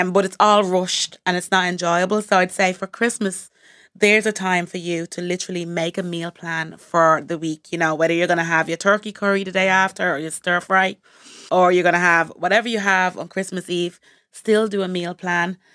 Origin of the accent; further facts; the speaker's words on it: Montserrat; I'm from the Caribbean, Montserrat in the Caribbean